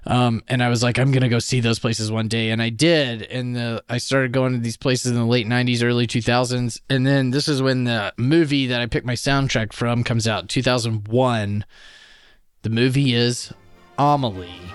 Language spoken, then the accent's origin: English; Louisiana, United States; now in Canada; I'm also from Louisiana, where they speak French, too